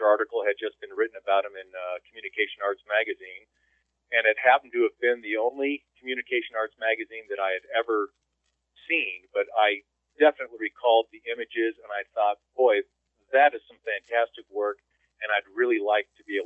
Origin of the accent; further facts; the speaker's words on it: California, United States; also born or lived in Houston; now in Denver, United States; I'm originally from California.